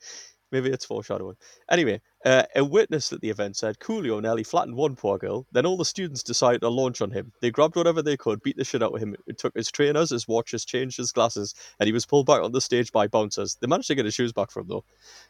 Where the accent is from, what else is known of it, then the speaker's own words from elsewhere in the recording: England, United Kingdom; I'm English